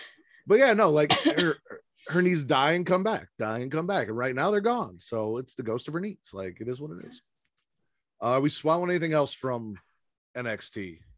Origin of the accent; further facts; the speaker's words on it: Chicago, Illinois, United States; I grew up on the South Side.